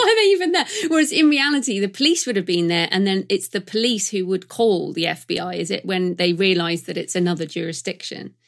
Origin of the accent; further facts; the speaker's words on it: United Kingdom; I'm British